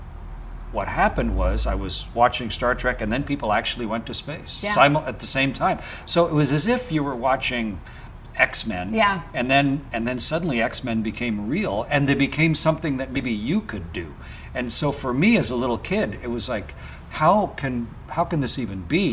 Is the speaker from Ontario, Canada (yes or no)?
yes; Southern Ontario, Canada; also born or lived in Sarnia, Ontario; So Southern Ontario raised.